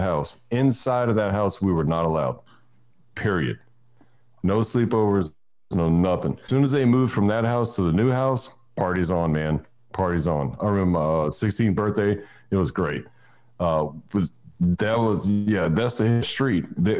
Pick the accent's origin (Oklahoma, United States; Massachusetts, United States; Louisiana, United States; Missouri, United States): Louisiana, United States; Houma; I was raised in South Louisiana, Houma